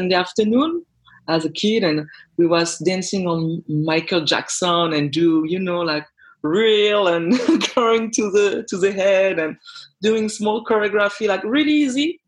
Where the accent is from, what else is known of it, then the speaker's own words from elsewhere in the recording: France; English is a second language; moved away as an adult; also born or lived in Denmark; I'm raised and born in France, but I'm originally from Guadeloupe.